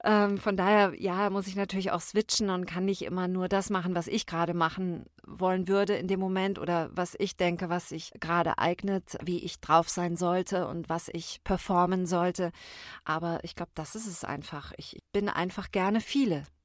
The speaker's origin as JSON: {"language": "German", "region": "Baden-Württemberg", "country": "Germany", "moved": "yes", "said": "Ich komme ursprünglich aus dem Badischen und da sind wir sehr warmherzig"}